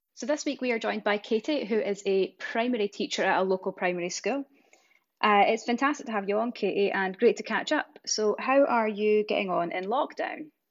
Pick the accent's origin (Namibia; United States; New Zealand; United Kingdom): United Kingdom; East Coast of Scotland; accent: Scottish; I'm obviously from the East Coast. So I really roll my R's